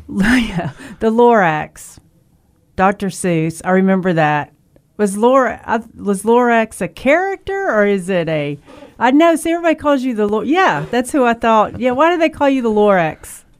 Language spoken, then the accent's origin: English; Memphis, Tennessee, United States; moved away; also born or lived in Killeen, Texas; I'm from Memphis, and we were raised out in Shelby Forest